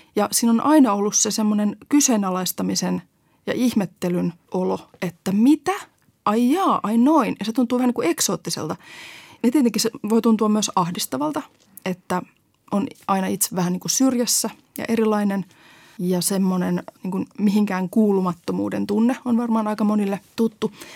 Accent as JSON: {"language": "Finnish", "town": "Helsinki", "region": "Uusimaa", "country": "Finland", "tie": "born or raised there", "said": "kasvoin pääkaupunkiseudulta, siis Helsingissä"}